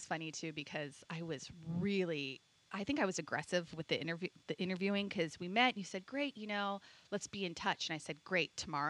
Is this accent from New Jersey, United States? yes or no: no; Phoenix, Arizona, United States; So I grew up here in Phoenix, Arizona, actually. Not far from here. I grew up in the Arcadia area. My parents still live in that house.